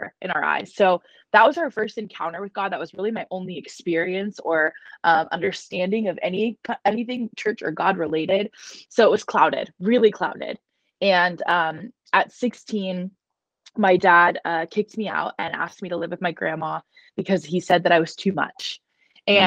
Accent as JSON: {"language": "English", "town": "Dallas", "region": "Texas", "country": "United States", "tie": "born or raised there", "said": "I was born and raised in Dallas, Texas."}